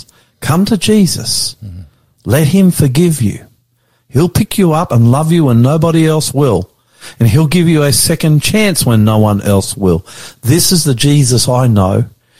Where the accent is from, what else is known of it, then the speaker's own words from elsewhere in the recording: Australia; I'm the Aussie pastor and I love you.